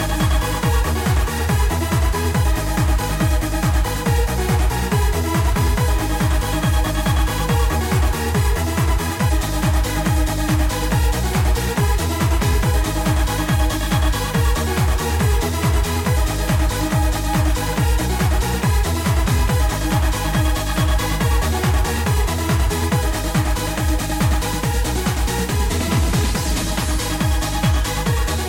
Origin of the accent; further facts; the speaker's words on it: New Zealand; I'm from Aotearoa in New Zealand.